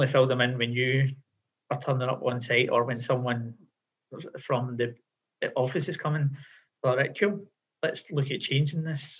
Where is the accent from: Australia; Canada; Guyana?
Australia; we're Australian